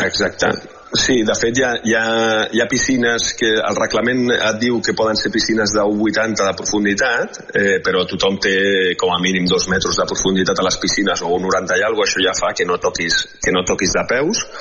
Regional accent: Spain; com a jugador espanyol

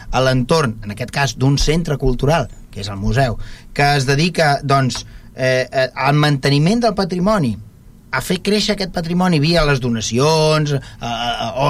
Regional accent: Vilassar, Catalonia, Spain; quan tu dius és que soc de Vilassar, que tenim, tenim una fàbrica, que és una biblioteca

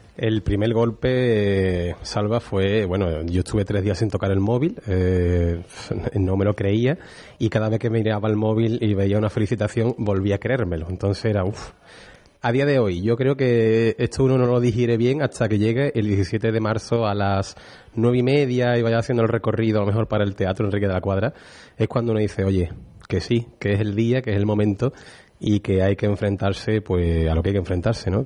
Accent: Utrera, Andalusia, Spain; a mí como utrerano, como cofrade, a lo que me dedico y para poder poner en valor la, Semana Santa de mi pueblo

